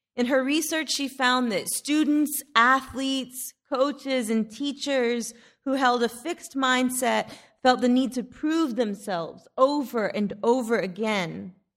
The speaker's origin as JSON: {"language": "English", "town": "Odessa", "region": "Texas", "country": "United States", "tie": "born or raised there", "also_born_or_lived": "Alpine, Texas", "said": "When we moved to Odessa from Alpine, Texas, just in time for me to start fourth grade"}